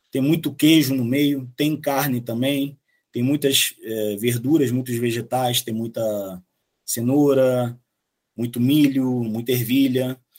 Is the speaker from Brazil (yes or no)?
no; Bolivia; pô, cara, eu vim da Bolívia, mas minha família é de origem italiana.